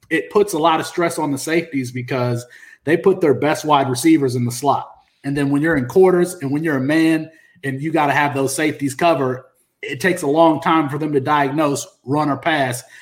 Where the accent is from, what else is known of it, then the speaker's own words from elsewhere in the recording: Kalamazoo, Michigan, United States; Kalamazoo, my hometown.